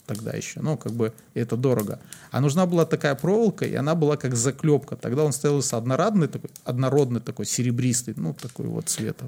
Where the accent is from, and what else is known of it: Belarus